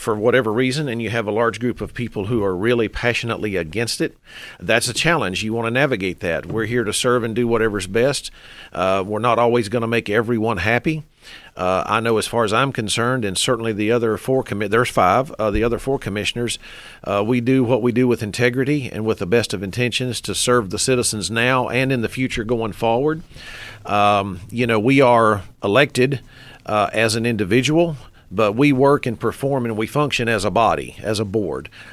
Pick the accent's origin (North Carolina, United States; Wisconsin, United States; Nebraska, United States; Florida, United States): North Carolina, United States; Henderson County; I am a Henderson County native. I started here. I stayed here